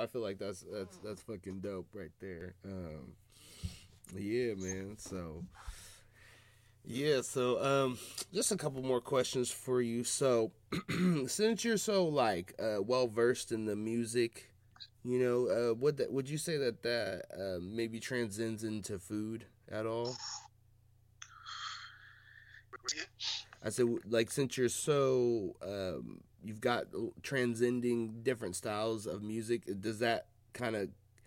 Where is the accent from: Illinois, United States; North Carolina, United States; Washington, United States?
Washington, United States; Seattle; growing up in Seattle